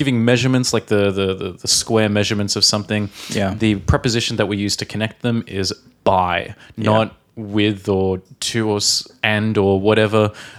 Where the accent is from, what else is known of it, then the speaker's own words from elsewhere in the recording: Australia; from Australia.